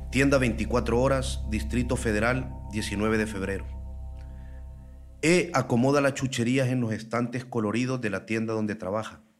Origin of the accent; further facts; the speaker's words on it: San Pedro Sula, Cortés, Honduras; moved away as an adult; now in Mexico; tengo 20 años. Estoy desde septiembre del año pasado aquí en México. Vengo de San Pedro Sula, una de las ciudades más peligrosas de Honduras.